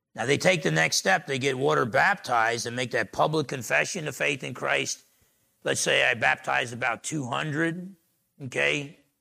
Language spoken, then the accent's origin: English; New Jersey, United States; I was a little dumb guy growing up in Jersey